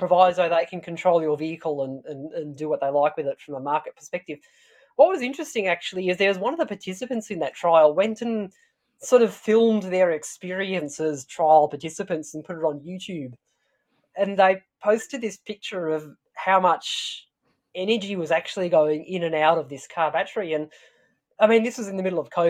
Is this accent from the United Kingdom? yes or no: no; Tasmania, Australia; I'm from Tasmania.